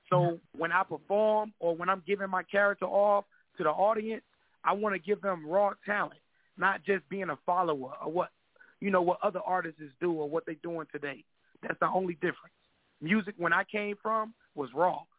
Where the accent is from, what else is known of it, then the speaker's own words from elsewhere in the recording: Kinston, North Carolina, United States; Well, I'm from all over, but I'm originally from Kinston, North Carolina, K-Town. Yeah, for the ones that don't know, that's down there by the beach, Jacksonville way